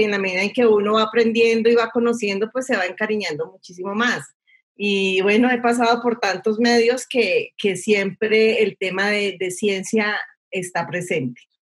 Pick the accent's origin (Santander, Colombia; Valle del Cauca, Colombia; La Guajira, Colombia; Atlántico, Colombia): Valle del Cauca, Colombia; Cali; yo soy de Cali